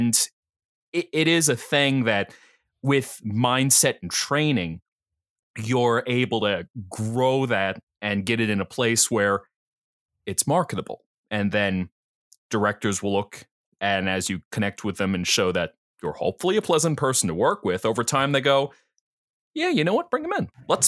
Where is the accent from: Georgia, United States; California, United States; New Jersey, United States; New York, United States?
New Jersey, United States; accent: Philly; Oh, I'll tell you is the funny thing that I'm from New Jersey, but I'm from South Jersey. So if I got anything, it's a Philly accent where you drink your water and then you have a cup of coffee.